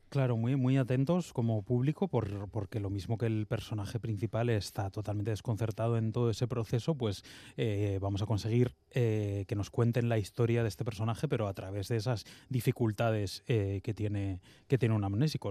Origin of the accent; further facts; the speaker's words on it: Bilbao, Basque Country, Spain; como bilbaíno